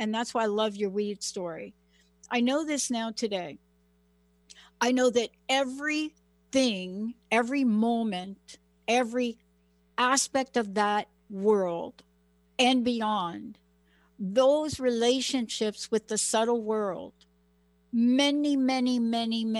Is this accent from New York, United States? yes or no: yes; New York City, New York, United States; now in Washington State, United States; I'm a girl from the Bronx.